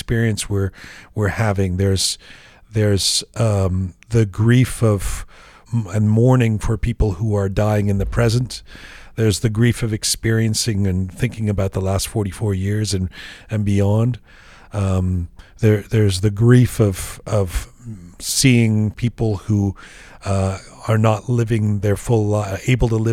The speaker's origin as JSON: {"language": "English", "region": "England", "country": "United Kingdom", "tie": "born or raised there", "said": "growing up in England"}